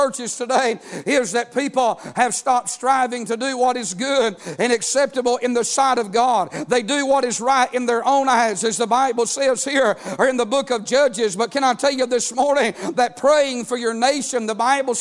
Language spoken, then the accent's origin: English; United States; As an American